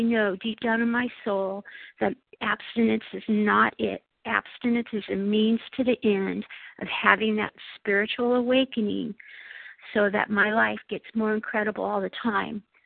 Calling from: Imperial Beach, California, United States; I'm from Imperial Beach, California, but calling from a very cold and snowy Buffalo, New York.

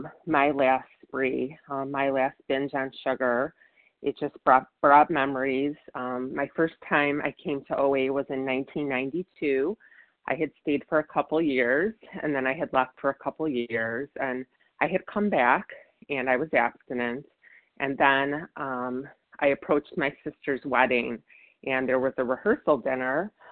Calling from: Virginia, United States; I'm calling from Virginia.

